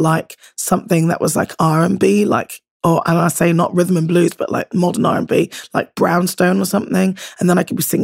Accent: Bristol, South West England, United Kingdom; accent: Bristolian; moved away; So I went to like high school in Bristol, but I grew up, I suppose, kind of elementary school in a small town, still in the kind of postcode, but 12 miles outside of Bristol

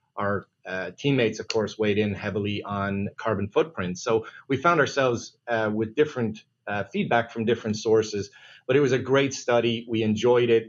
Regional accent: Ireland; moved away; being an Irish guy

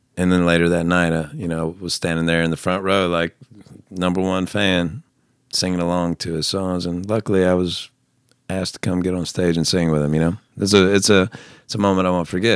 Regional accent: the South, United States; I grew up in the South

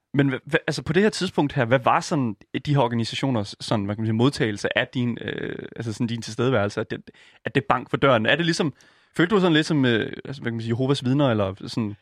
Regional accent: Horsens, Central Denmark Region, Denmark; jeg er fra Horsens, så det er sådan, lidt, det er sådan lige oh. i det område

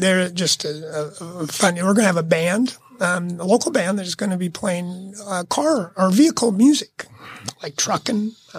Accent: United States; I'm an American

